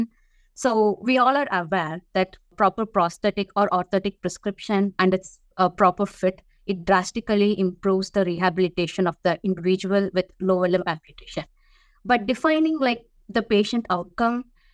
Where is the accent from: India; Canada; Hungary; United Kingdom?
India; moved away as an adult; now in United States; I'm from India. So when I was growing up in the early 2000s